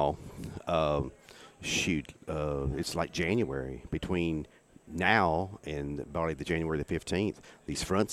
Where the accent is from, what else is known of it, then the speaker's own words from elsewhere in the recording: East Texas, United States; I grew up in East Texas